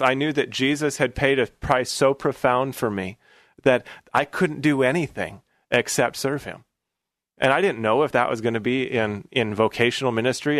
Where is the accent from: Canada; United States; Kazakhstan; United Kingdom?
United States; Portland, Oregon; I grew up right here in Portland. My dad, uh, came, uh, got a job here in Portland when I was about eleven or twelve years old